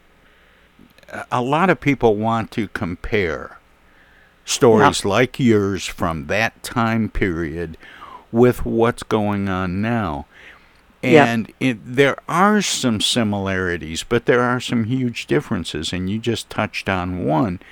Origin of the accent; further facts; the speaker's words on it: Flint, Michigan, United States; I was born and raised in Flint.